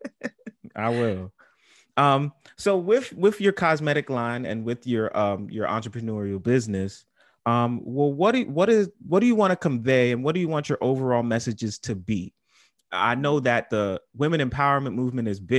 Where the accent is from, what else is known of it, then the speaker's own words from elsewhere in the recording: New York City, New York, United States; I'm from the Bronx.